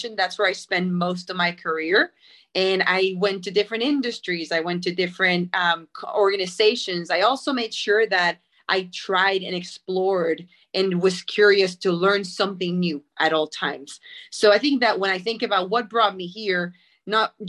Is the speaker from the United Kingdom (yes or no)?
no; Puerto Rico; moved away as an adult; I am born and raised in Puerto Rico.